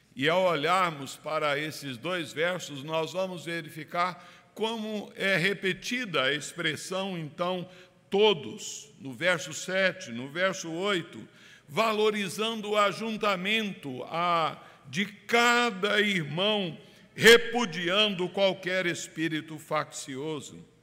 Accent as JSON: {"language": "Portuguese", "country": "Brazil", "said": "Nós que somos brasileiros, calorosos"}